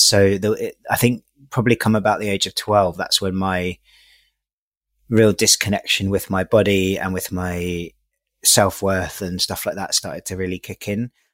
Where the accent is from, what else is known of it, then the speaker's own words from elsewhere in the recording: London, United Kingdom; I grew up in East London, in Hackney